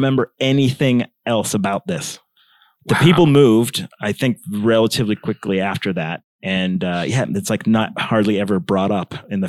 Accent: Pittsburgh, Pennsylvania, United States; We moved from Pittsburgh to Northeast Pennsylvania. In between my sister's junior and senior year, which is some bullshit to do to your kid.

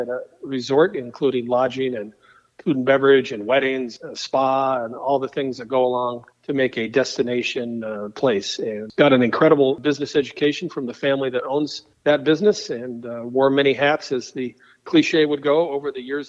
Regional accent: Fort Collins, Colorado, United States; moved away as an adult; also born or lived in Denver, Colorado; now in Frankfort, United States; I moved here from Colorado. I grew up in Fort Collins

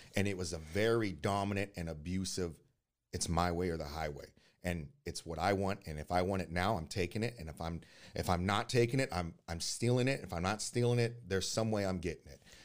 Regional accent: Oakland, California, United States; also born or lived in Hayward; I was born in Oakland, uh, January fifteenth, nineteen eighty-nine

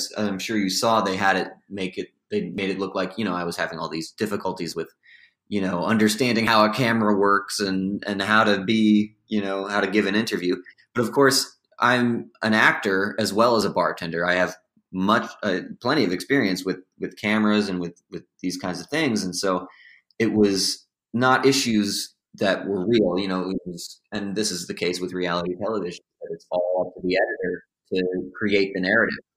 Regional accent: South Salem, New York, United States; moved away; I was given to my parents, John and Brenda …, who raised me in South Salem, New York, my hometown

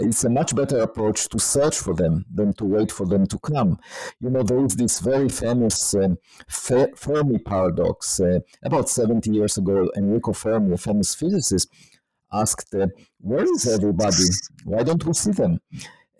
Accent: Israel; moved away as an adult; I was born in Israel

